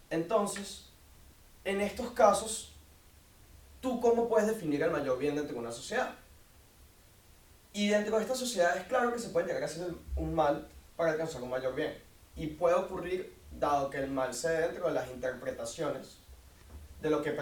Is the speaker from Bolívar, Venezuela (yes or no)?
no; Caracas, Capital District, Venezuela; eh, soy de Caracas, Venezuela.